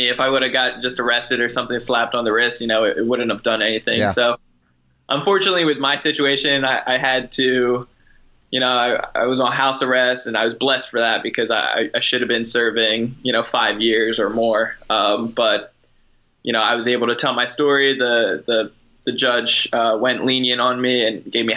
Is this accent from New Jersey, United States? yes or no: yes; New Jersey, United States; moved away as an adult; now in San Diego, United States; I'm originally from New Jersey